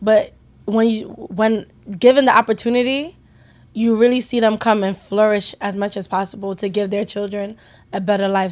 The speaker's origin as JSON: {"language": "English", "country": "United States", "said": "We are first American Nigerian generation"}